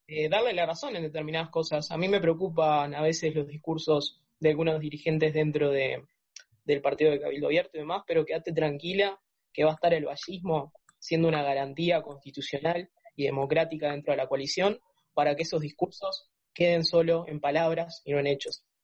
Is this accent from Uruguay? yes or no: yes; Uruguay; como uruguayo